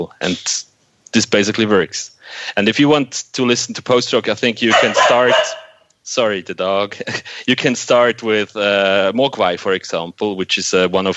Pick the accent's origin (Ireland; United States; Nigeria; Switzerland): Switzerland; we in Switzerland